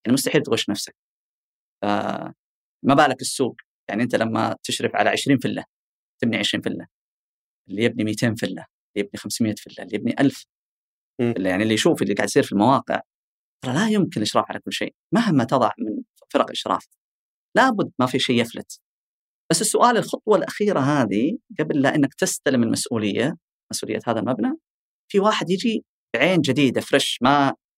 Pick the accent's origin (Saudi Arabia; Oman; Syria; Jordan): Saudi Arabia; Eastern Province; عندنا بالشرقيه